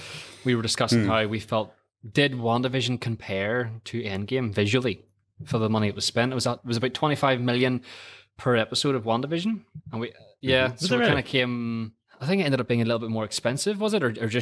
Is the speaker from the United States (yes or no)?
no; Ireland; That one, and as an Irishman, I was an altar boy.